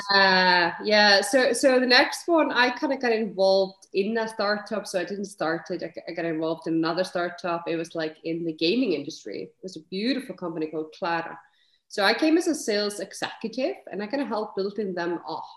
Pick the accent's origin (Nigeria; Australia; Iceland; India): Iceland; moved away as an adult; also born or lived in London / Edinburgh; now in Netherlands; I am Icelandic. So, you know, I'm born and bred in Iceland, but I have lived, you know, and now I live in Netherlands, but I've lived, you know, in nine countries